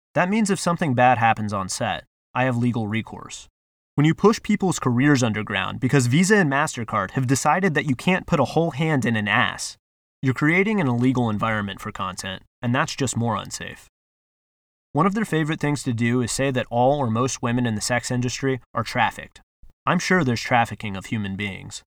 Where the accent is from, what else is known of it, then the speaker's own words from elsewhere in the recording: United States; we as an American society